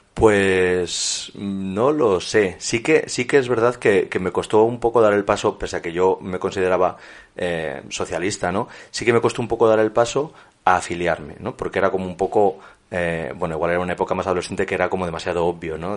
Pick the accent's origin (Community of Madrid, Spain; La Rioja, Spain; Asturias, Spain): La Rioja, Spain; also born or lived in Torrecilla en Cameros; La Rioja, que es mi, mi tierra y donde he estado vinculado, donde he vivido hasta los 18